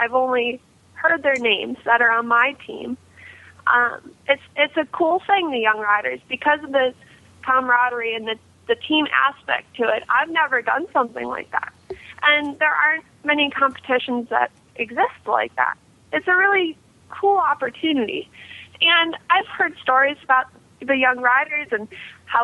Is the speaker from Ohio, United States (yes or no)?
yes; Ohio, United States; I'm from Ohio